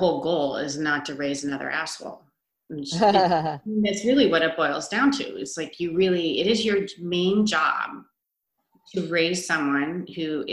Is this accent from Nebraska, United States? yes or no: yes; Omaha, Nebraska, United States; I grew up in Omaha